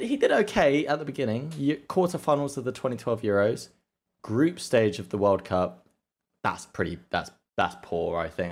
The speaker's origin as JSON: {"language": "English", "region": "England", "country": "United Kingdom", "said": "I'm English"}